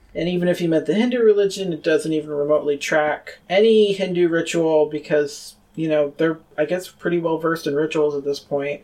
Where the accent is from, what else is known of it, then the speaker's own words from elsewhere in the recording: Rochester, New York, United States; my hometown of Rochester, New York